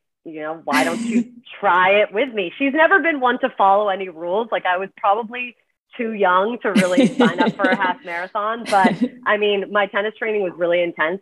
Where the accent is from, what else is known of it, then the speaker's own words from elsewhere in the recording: Canada; moved away as an adult; also born or lived in Washington, D.C.; now in New York, United States; I'm Canadian, came to the States from Canada